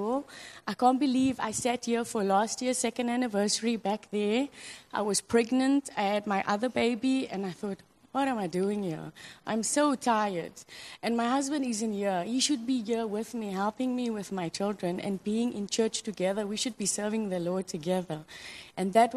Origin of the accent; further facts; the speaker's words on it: South Africa; moved away as an adult; now in Hong Kong; I'm from South Africa, and my husband's from Cameroon, and we met here in Hong Kong